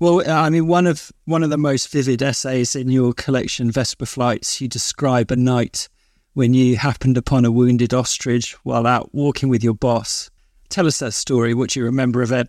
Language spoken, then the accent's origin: English; London, United Kingdom; I grew up in South London